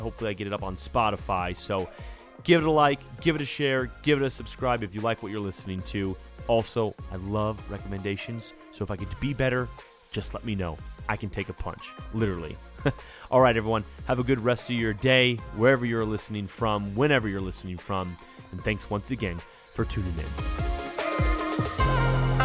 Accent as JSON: {"language": "English", "town": "Sacramento", "region": "California", "country": "United States", "tie": "born or raised there", "said": "in Sacramento, California, my hometown"}